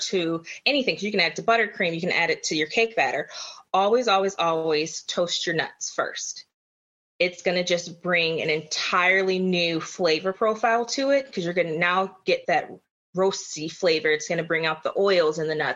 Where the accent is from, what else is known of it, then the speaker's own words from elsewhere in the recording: Kenosha, Wisconsin, United States; moved away as an adult; also born or lived in Chicago, Illinois; now in Tampa, United States; I am originally from Kenosha, Wisconsin. Grew up most of my life there, between there and Chicago